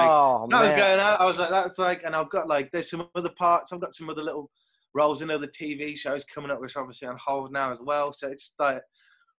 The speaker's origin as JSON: {"language": "English", "town": "Kidderminster", "region": "West Midlands", "country": "United Kingdom", "tie": "born or raised there", "moved": "yes", "said": "I'm from the Midlands originally. Like, I grew up like in Kidderminster, which is a small town just near the Black Country"}